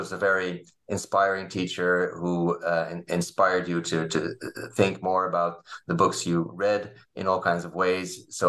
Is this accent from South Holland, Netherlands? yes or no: yes; Leiden, South Holland, Netherlands; English is a second language; Well, I grew up in Leiden in the Netherlands, where I also studied.